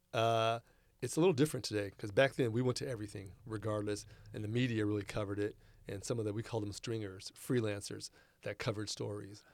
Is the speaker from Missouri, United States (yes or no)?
no; Rancho Cordova, California, United States; also born or lived in Verdun, France; went to Cordova Gardens